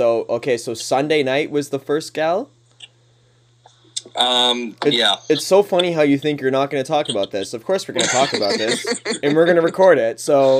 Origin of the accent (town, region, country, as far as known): Thorold, Ontario, Canada; born or raised there